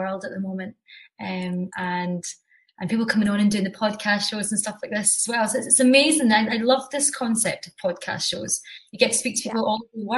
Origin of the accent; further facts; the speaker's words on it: Scotland, United Kingdom; accent: Scottish; I am from Scotland, as you can tell by the accent